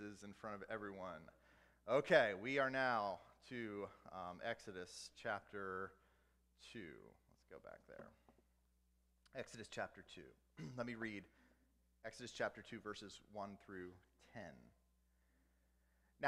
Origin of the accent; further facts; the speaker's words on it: the South, United States; I grew up in the South